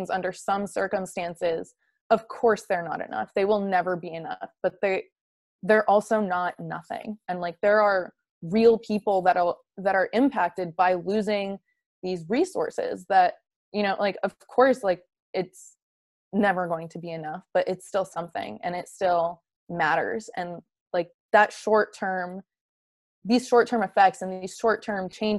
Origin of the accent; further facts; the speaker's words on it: Boston, Massachusetts, United States; I grew up around Boston